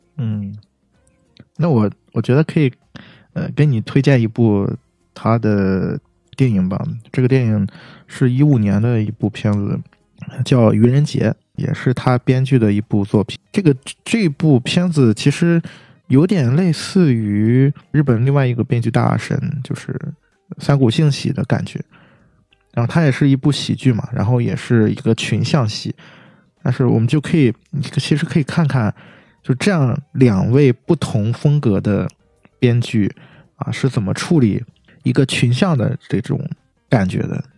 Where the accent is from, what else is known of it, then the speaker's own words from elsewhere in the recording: China; 按照我们中国人的话讲